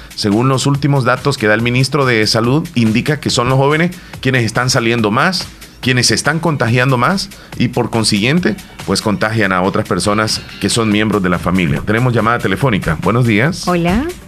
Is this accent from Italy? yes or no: no; El Salvador; aquí todos somos salvadoreños